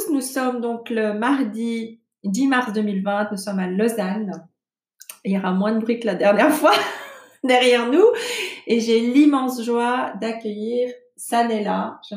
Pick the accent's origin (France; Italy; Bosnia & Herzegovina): Bosnia & Herzegovina; now in Switzerland; je suis originaire de Bosnie-Herzégovine. Je suis arrivée en Suisse en tant que réfugiée pendant